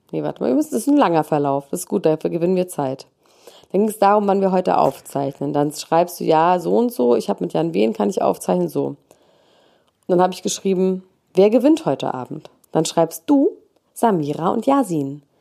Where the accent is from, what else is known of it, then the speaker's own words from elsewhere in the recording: Italy; born there; Ich wäre aber einfach gerne Amerikaner. Das ist eigentlich alles, was ich damit sagen wollte. Aber ich bin einfach in Italien geboren, deswegen wird es nicht happen.